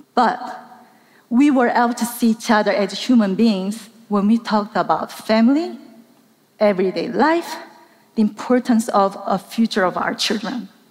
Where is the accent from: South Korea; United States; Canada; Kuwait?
South Korea; moved away; I grew up in South Korea